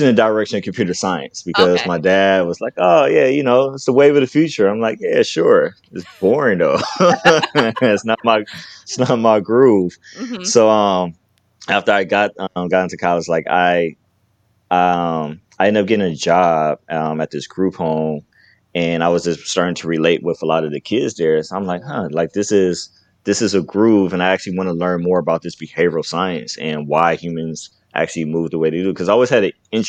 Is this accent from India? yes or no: no; Carson, California, United States; I'm from Carson, California, born and raised